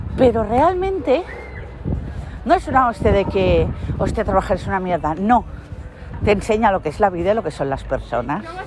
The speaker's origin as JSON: {"language": "Spanish", "region": "Catalonia", "country": "Spain", "tie": "born or raised there", "first_language": "Spanish"}